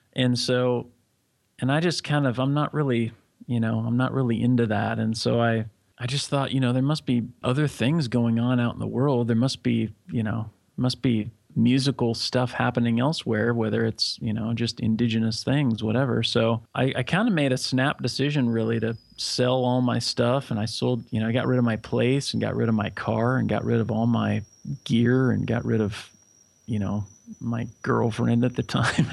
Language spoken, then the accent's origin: English; Corvallis, Oregon, United States; moved away as an adult; also born or lived in Los Angeles; now in Jakarta, Indonesia; I was born in Corvallis, Oregon.